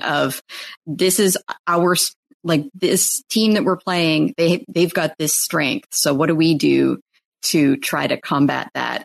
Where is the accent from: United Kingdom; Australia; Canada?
Canada; I'm Canadian